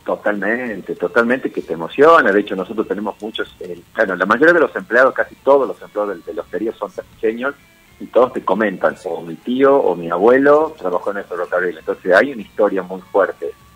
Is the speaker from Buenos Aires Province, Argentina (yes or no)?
no; Tucumán, Argentina; also born or lived in Patagonia; Yo soy tucumano, estuve 15 años viviendo en la Patagonia